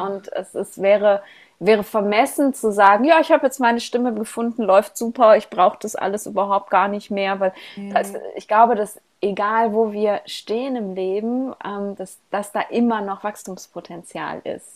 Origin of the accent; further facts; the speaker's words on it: Ruhr area, North Rhine-Westphalia, Germany; accent: Ruhr dialect; ich komme ja aus dem Ruhrgebiet und wir haben ja eine sehr ähm, spezielle Sprache